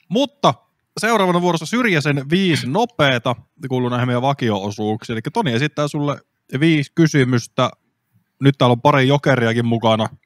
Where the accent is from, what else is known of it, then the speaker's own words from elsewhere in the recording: Kyyjärvi, Central Finland, Finland; mä oon siis Kyvijärveltä